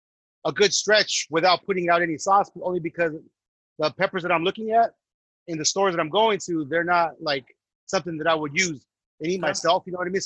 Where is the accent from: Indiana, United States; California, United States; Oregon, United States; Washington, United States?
California, United States; Santa Ana; In Santa Ana, for those that don't understand Santana. So growing up out there in the 90s, I mean, it's like growing up in L.A.